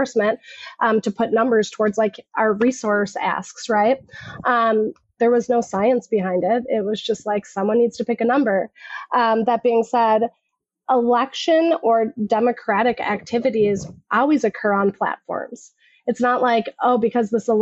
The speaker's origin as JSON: {"language": "English", "region": "Minnesota", "country": "United States", "said": "I'm just somebody from Minnesota."}